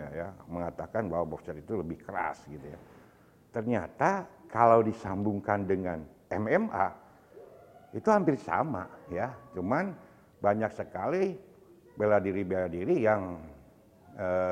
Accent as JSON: {"language": "Indonesian", "town": "Bandung", "region": "West Java", "country": "Indonesia", "tie": "born or raised there", "said": "saya waktu hidup masa kecil di Tegalega"}